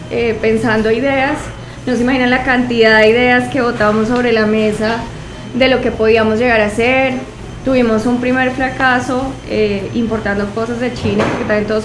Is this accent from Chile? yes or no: no; Colombia; de los colombianos, por más de que estén eh, laboralmente vinculados a una empresa, siempre tienen o están pensando en alguna idea de emprender algún negocio, el que sea. Yo creo que lo llevamos en la sangre.